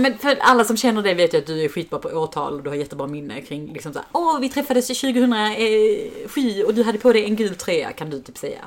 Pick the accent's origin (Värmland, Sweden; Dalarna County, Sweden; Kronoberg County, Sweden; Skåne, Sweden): Skåne, Sweden; Helsingborg; I Helsingborg där vi växte upp